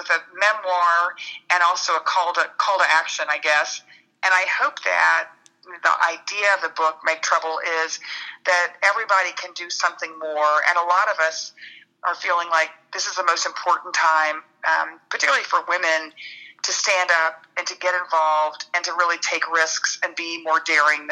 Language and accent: English; Dallas, Texas, United States; grew up in Dallas